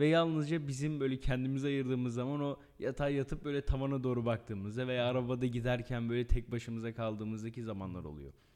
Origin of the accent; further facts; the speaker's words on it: Erzurum, Turkey; bir Erzurumlu olarak bir Anadolu olarak